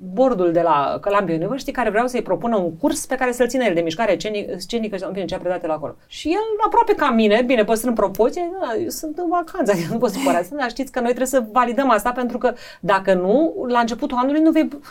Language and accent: Romanian; Iași, Iași County, Romania; moved away as an adult; also born or lived in Bucharest; now in Piatra Neamț, Romania; orașul meu rămâne Iași